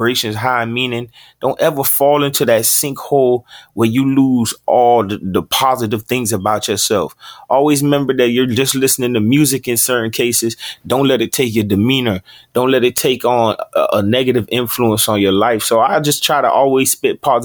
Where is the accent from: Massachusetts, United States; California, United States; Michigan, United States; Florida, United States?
Florida, United States; Opa-locka; also born or lived in Fort Lauderdale, Florida; I was actually born in Fort Lauderdale, Florida, but I was raised in Opa-locka, Florida. That's also in Miami.